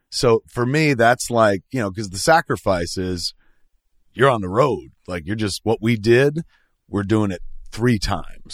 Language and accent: English; New Jersey, United States; now in Hollywood, United States; I'm from Jersey